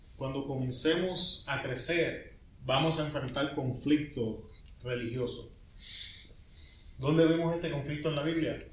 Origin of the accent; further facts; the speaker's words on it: Puerto Rico; moved away; Yo soy puertorriqueño